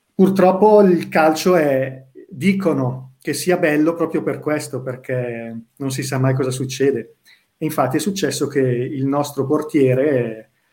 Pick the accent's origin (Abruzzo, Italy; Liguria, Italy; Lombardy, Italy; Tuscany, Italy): Lombardy, Italy; Bergamo; da bergamasco